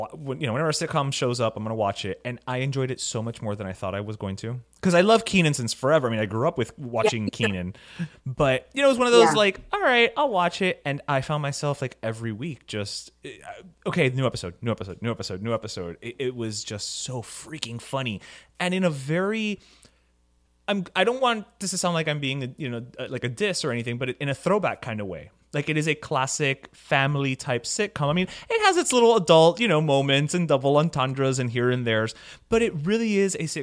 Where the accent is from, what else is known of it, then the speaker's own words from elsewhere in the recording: Miami, Florida, United States; Born and raised Miami boy